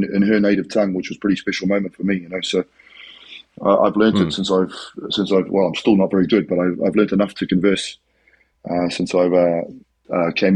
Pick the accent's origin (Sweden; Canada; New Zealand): New Zealand; I'm from New Zealand